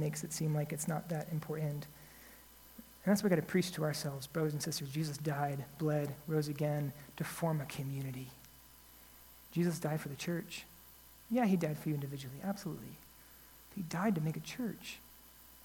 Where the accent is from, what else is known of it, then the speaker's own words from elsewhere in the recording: United States; as an American